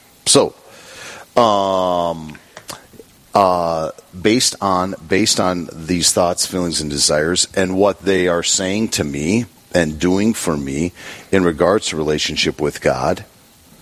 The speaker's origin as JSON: {"language": "English", "town": "Bismarck", "region": "North Dakota", "country": "United States", "tie": "born or raised there", "also_born_or_lived": "Rome", "lives_now": "Dickinson, United States", "said": "I was born outside of Bismarck on a farm"}